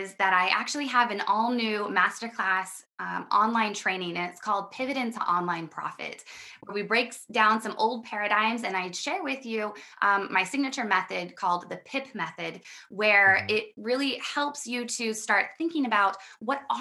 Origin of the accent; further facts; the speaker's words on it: Midwest America, United States; I come from Midwest America, and I was really raised